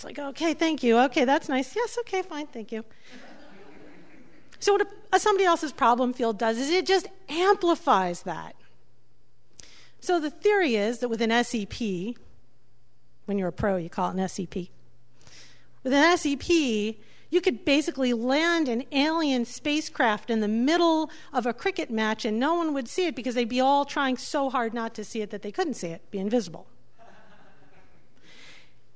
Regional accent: New York City, New York, United States; I'm from New York City

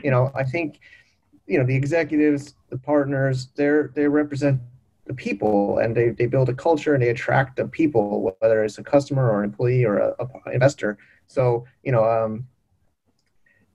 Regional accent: United States; moved away; I'm an American

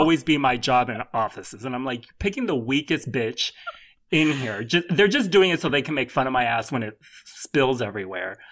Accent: California, United States; my home state of California

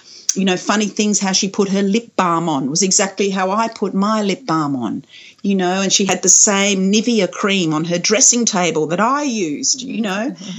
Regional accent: Kuwait; born there; I know I was born in Kuwait. I think I was born in a hospital in Kuwait, actually.

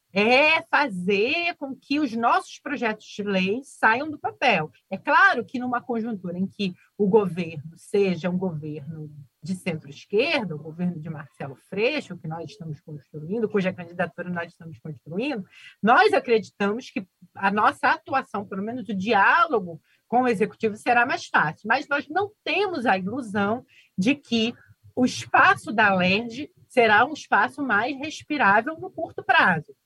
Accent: Rio de Janeiro, Brazil; o bairro onde eu nasci

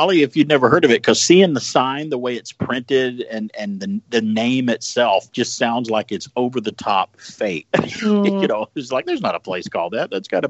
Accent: Georgia, United States; I do remember the jingle growing up in Georgia in the South, because we got other channels from Channel 9 from Chicago.

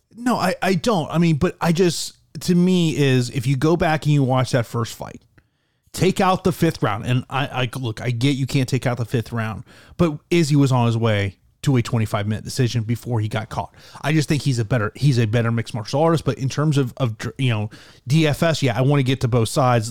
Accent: Florida, United States; here in my home state of Florida

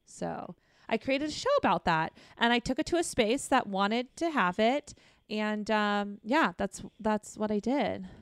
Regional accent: Arizona, United States; moved away as an adult; also born or lived in New York / Texas; now in Los Angeles, United States; I'm from Arizona, and that led me to New York for a moment, then to Texas for a brief moment, and then to California, um, to L A.

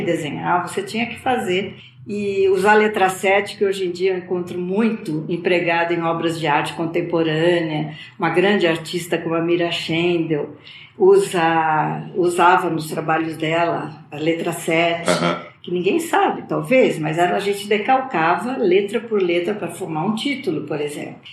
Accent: Campinas, São Paulo, Brazil; Eu nasci em Campinas, no interior de São Paulo.

